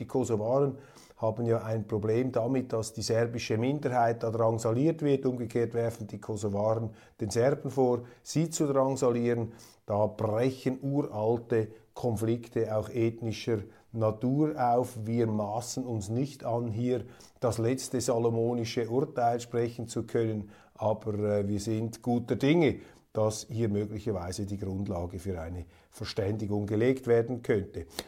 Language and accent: German; Kloten, Zurich, Switzerland; ich als alter Eishockey-Fan aus Kloten